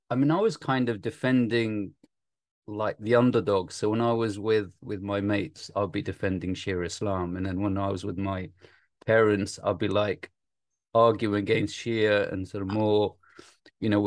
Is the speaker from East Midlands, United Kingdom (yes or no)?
yes; Nottingham, East Midlands, United Kingdom; also born or lived in Iraq; I came here at the age of four, and we went to Nottingham.